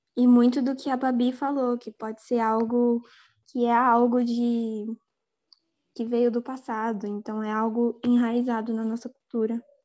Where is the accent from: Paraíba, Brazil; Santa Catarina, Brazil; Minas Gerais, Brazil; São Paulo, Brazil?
São Paulo, Brazil; Mogi das Cruzes; eu sou do interior de São Paulo, Mogi das Cruzes